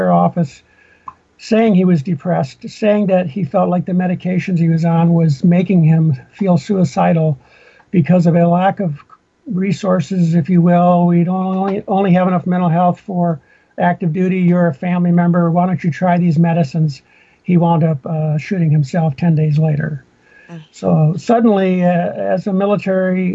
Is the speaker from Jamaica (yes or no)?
no; Minnesota, United States; moved away; also born or lived in Fort Lewis, Washington; I grew up in Minnesota